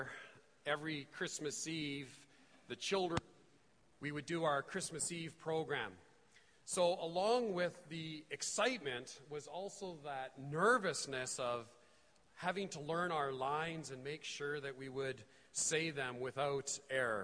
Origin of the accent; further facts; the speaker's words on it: Edmonton, Alberta, Canada; I'm from Edmonton